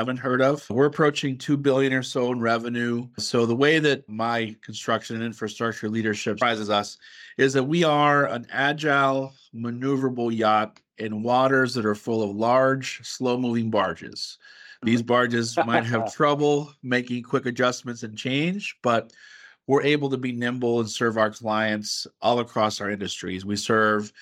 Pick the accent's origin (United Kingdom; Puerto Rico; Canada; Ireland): Puerto Rico; San Juan; moved away as an adult; now in Pittsburgh, United States; I am originally from San Juan, Puerto Rico, where I grew up in an engineering household